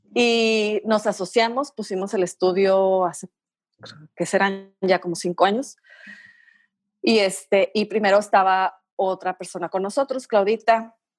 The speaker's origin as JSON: {"language": "Spanish", "town": "Tijuana", "region": "Baja California", "country": "Mexico", "tie": "born or raised there", "said": "Yo soy originaria de aquí de Tijuana, de los pocos originarios de aquí de Tijuana"}